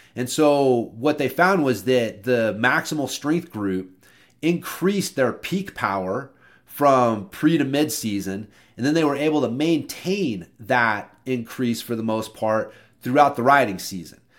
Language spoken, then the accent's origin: English; Oklahoma, United States; I'm from Oklahoma